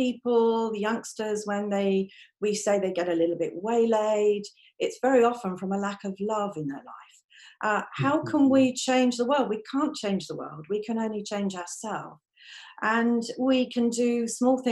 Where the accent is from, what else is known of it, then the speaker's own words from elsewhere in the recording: London, United Kingdom; moved away as an adult; now in Aberdeen, United Kingdom; I live in Aberdeen. Although I was born in London, I moved up here when I was 18